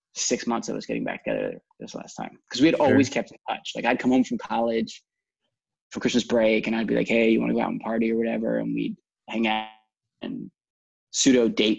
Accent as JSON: {"language": "English", "region": "South Florida", "country": "United States", "tie": "born or raised there", "also_born_or_lived": "Washington, District of Columbia, United States", "said": "I'm from South Florida. I grew up down here"}